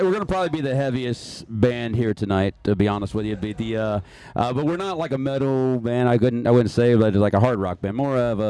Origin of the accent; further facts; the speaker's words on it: Columbus, Ohio, United States; We are actually are from Columbus, Ohio.